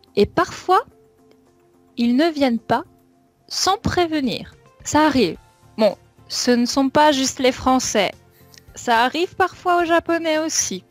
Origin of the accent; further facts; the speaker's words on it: Champagne-Ardenne, Grand Est, France; La région d'où je viens est très proche de Paris